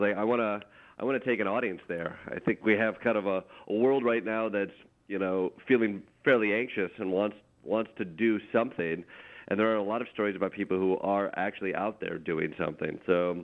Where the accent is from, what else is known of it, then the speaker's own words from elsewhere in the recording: Michigan, United States; moved away as an adult; also born or lived in Chicago, Illinois; I came from Michigan